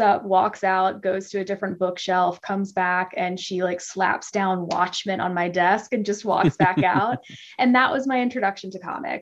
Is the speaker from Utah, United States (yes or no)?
no; Mississippi, United States; I grew up in Mississippi